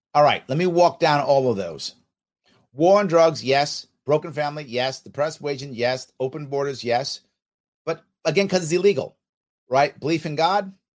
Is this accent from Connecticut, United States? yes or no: no; New York City, New York, United States; also born or lived in Manhattan; I did grow up in the city. I grew up in the Bronx and a little bit in Manhattan